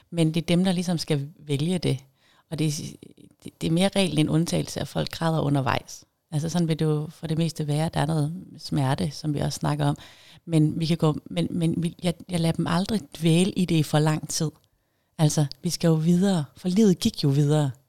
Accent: Jutland, Denmark; accent: Jutlandic; now in Zealand, Denmark; nu ved jeg ikke, om jeg snakker jysk mere, jeg har boet længere tid på Sjælland. Men jeg håber da, at der stadigvæk er noget jysk derinde

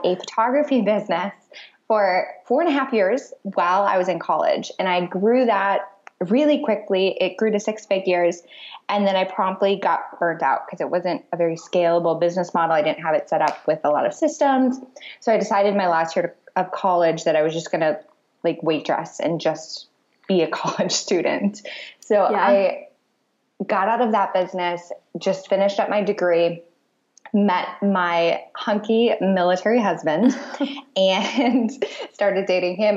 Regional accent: Michigan, United States; moved away as an adult; also born or lived in Clarksville, Tennessee / Hawaii; now in Naples, Italy; I grew up in Michigan

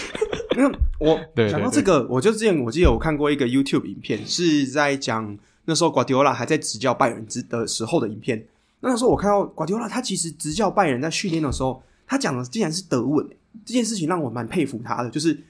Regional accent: Taiwan; 我们身为台湾人学英文，从小可能学到大一二十几年嘛

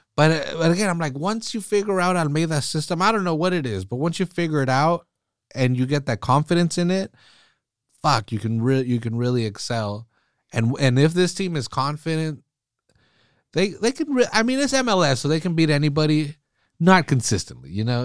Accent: Salinas, California, United States; growing up pretty poor here in Salinas

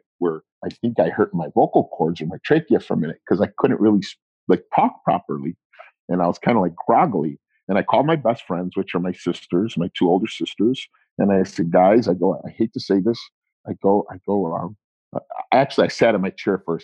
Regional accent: United States; My mother and father are not from this country. They're from Italy. 90% of my relatives are from Italy. They were not born here, but we are American

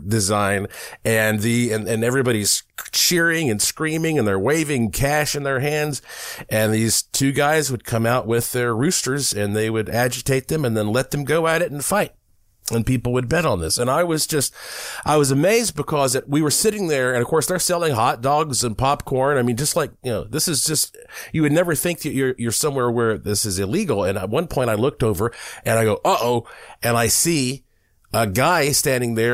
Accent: Asheville, North Carolina, United States; being born in the Blue Ridge Mountains of Asheville, North Carolina

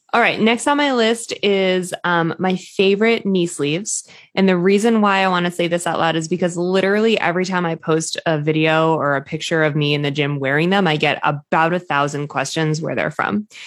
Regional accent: New England, United States; I'm obviously from New England

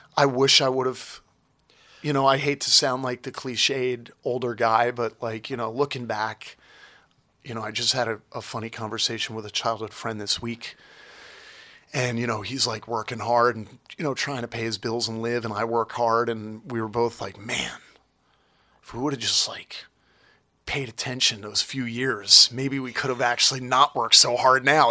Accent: Toms River, New Jersey, United States; I was born in Tom's River, and I grew up at the Jersey Shore

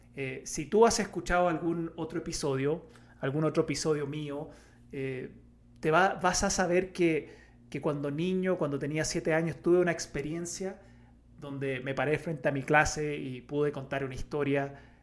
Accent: Chile; como buen chileno

